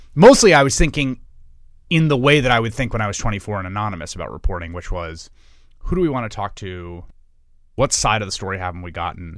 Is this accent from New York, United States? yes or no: yes; New York, United States; I grew up in New York in the, uh, eighties and nineties